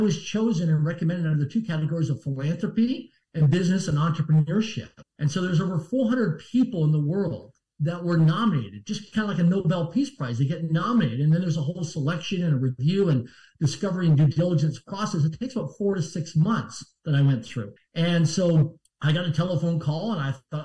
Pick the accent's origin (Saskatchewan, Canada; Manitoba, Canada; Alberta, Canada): Saskatchewan, Canada; Swift Current; I'm from Swift Current, Saskatchewan, Canada, a small town of less than 20,000 people in population. I barely passed public school.